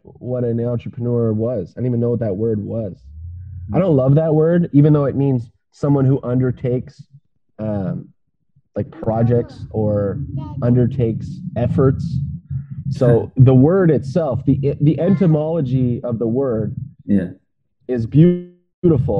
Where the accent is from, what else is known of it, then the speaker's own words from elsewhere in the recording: Ottawa, Ontario, Canada; I was born in Ottawa. I'm in Ottawa now. I live near Ottawa. I've traveled the country twice